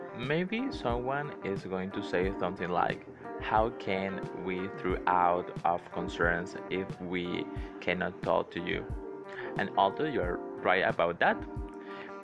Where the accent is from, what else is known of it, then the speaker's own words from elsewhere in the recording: Venezuela; first language Spanish; English is a second language; I'm from Venezuela